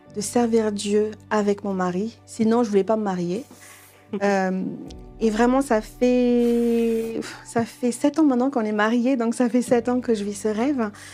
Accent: Madagascar; je suis malgache

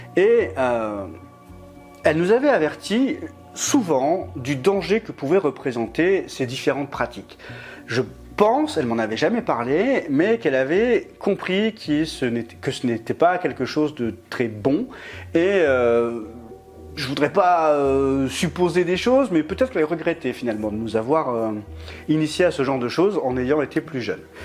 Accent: Lille, Hauts-de-France, France; moved away as an adult; now in Grenoble, France; j'avais déménagé à 800 km de Lille, du coup, qui est, la ville euh, d'origine, qui est ma ville d'origine.

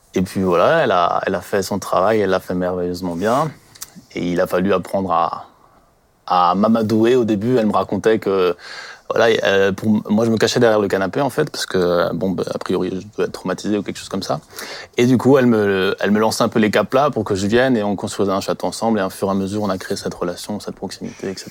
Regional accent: Colmar, Grand Est, France; je viens du secteur de Colmar. Je travaille à Colmar aussi

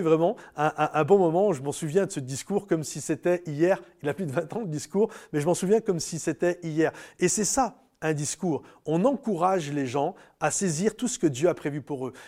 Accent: France; moi en tant que Français

